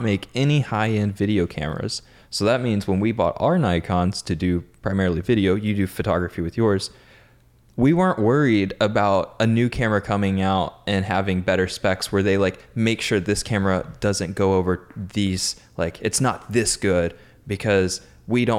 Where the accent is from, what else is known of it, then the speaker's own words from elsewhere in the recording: United States; I'm American